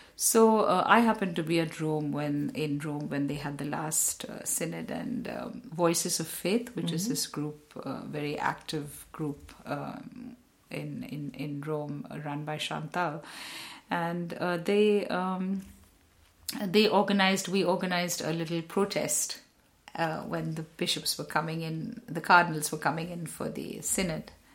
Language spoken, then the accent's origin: English; India; I'm also Indian.